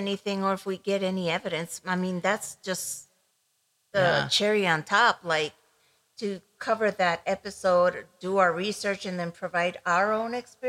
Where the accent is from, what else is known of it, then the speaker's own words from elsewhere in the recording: Ecuador; moved away; I grew up in Ecuador